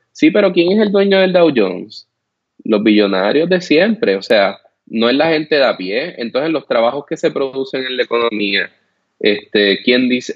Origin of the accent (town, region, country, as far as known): Puerto Rico; now in United States